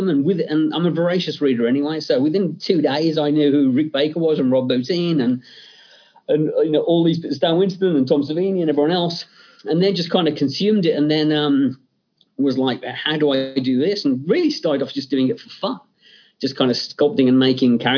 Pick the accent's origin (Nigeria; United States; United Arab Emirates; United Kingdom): United Kingdom; England; growing up in England, um, you know, my my uh, parents' way of kind of keeping me in line was, you know, do I get to watch the Hammer horror film on a Friday night?